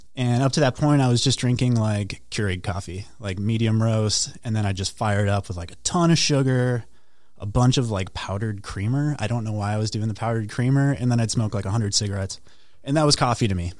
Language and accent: English; Duluth, Minnesota, United States; I grew up north in Duluth